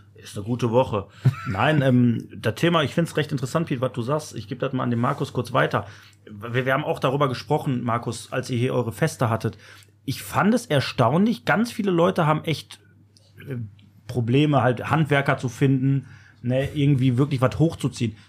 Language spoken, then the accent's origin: German; Germany; wir sind Deutsche